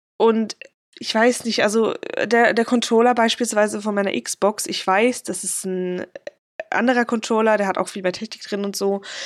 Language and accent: German; Switzerland; Ich komme so aus Umgebung Basel-Aargau